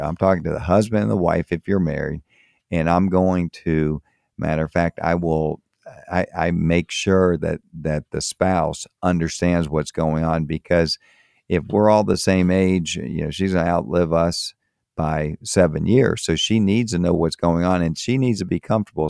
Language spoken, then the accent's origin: English; Florida, United States; moved away as an adult; also born or lived in Tampa, Florida / Miami, Florida / Maryland; I grew up in Florida, grew up in, um, in Tampa, and I grew up also in Miami. So that's is where I'm, I'm from